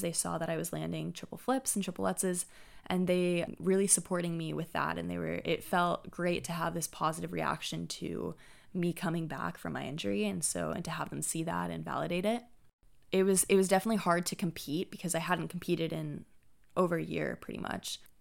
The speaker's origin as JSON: {"language": "English", "town": "Santa Clara", "region": "California", "country": "United States", "tie": "born or raised there", "said": "Santa Clara University, which is my hometown"}